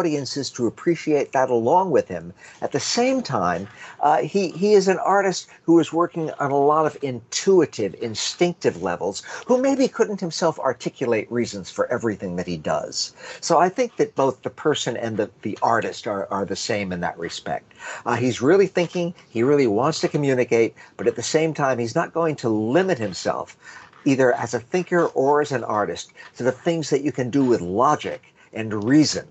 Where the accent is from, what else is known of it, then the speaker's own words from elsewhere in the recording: United States; I am an American